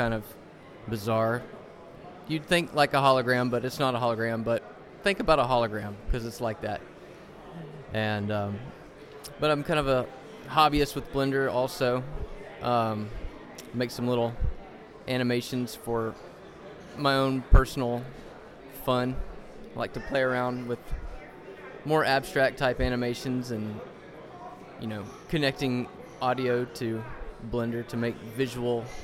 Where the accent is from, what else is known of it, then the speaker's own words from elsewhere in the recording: Atlanta, Georgia, United States; I'm from Atlanta, Georgia. Kind of born, raised, educated, married, 3 kids, and professionalized there